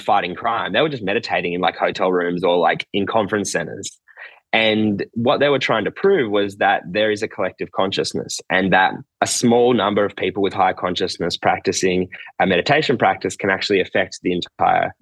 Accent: Nowra, New South Wales, Australia; moved away as an adult; also born or lived in New York; I'm from a small town in the south coast of New South Wales, Australia, where I am right now, actually.

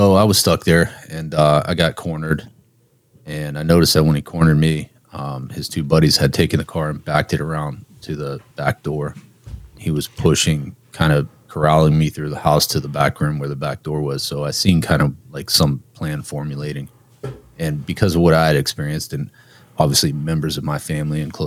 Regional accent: Youngstown, Ohio, United States; I'm from Youngstown, so that was Youngstown Warren area

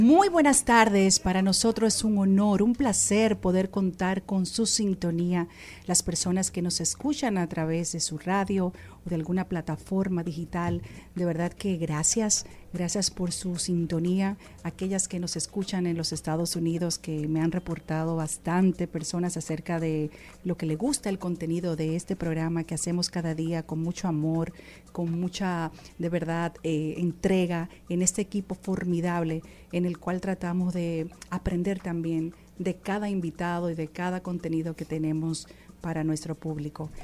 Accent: Dominican Republic; nosotros los dominicanos

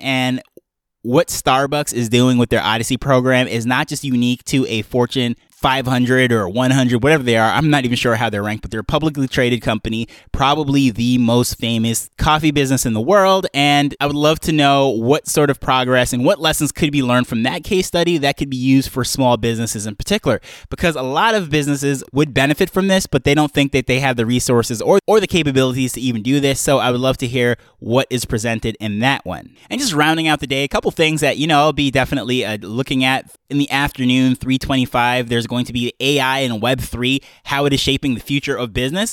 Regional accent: Jamaica; we're coming from Jamaica

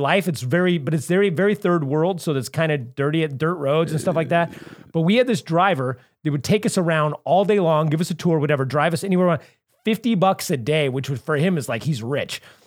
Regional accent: Santa Cruz, California, United States; moved away as an adult; now in Los Angeles, United States; I grew up in Santa Cruz

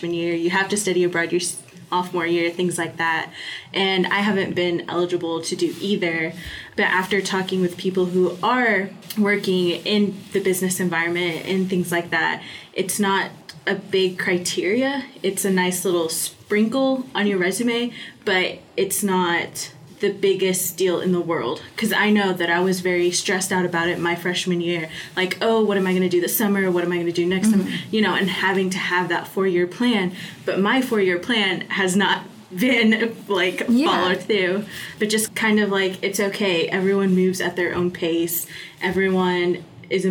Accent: Fayetteville, Arkansas, United States; I am a junior from Fayetteville, Arkansas.

